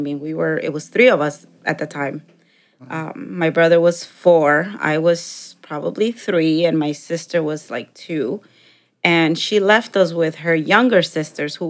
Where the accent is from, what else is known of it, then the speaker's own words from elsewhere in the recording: Chicago, Illinois, United States; English is a second language; also born or lived in Mexico; I grew up in Chicago for about the first 15 years, and then I moved out to the suburbs